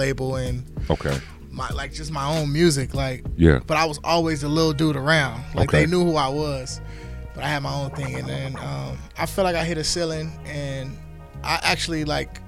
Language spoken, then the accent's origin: English; Los Angeles, California, United States; I'm off the east side of South Central, like Manchester, Broadway area